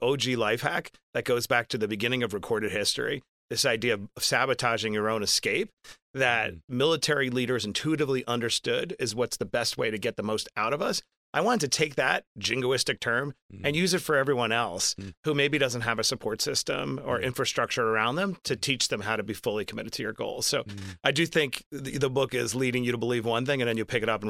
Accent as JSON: {"language": "English", "town": "Queens", "region": "New York", "country": "United States", "tie": "born or raised there", "said": "I grew up in Queens, New York, and really tough circumstances, abject poverty."}